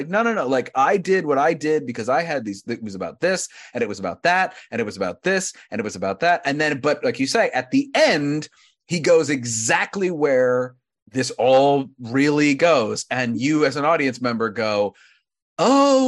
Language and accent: English; Wilmington, Delaware, United States; I grew up in Wilmington, Delaware